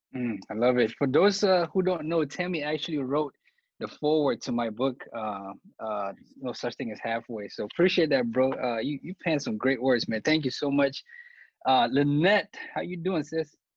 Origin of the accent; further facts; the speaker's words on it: Cameroon; me being from Cameroon